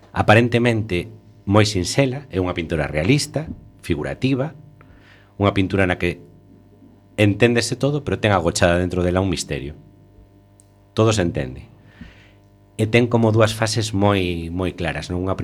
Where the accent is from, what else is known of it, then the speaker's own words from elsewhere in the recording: Ponferrada, Castile and León, Spain; also born or lived in Santiago de Compostela, Spain; now in A Coruña, Spain; Eu estaba estudiando en Compostela, eu non son de Galicia, son de non son, son casi de Galicia, son de Ponferrada.